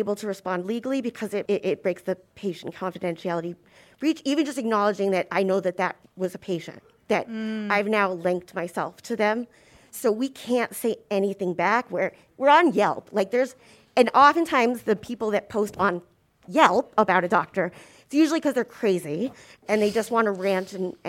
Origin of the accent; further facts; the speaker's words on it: Boston, Massachusetts, United States; And, I'm from Boston.